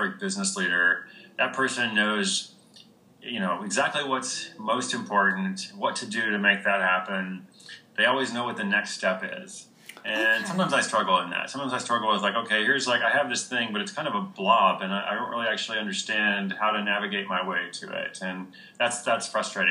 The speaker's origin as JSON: {"language": "English", "country": "United States", "tie": "born or raised there", "said": "I was born in America"}